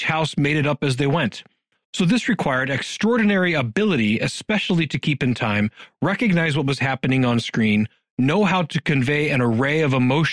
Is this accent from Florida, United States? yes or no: no; Youngstown, Ohio, United States; my hometown, Youngstown, Ohio